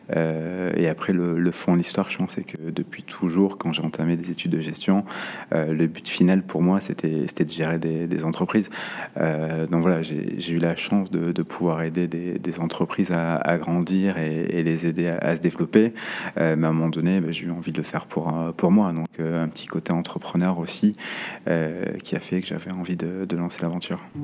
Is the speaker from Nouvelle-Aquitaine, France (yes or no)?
yes; Saint-Jean-de-Luz, Nouvelle-Aquitaine, France; moved away as an adult; also born or lived in Paris; now in Bordeaux, France; Pays Basque, j'ai grandi à Saint-Jean-Luz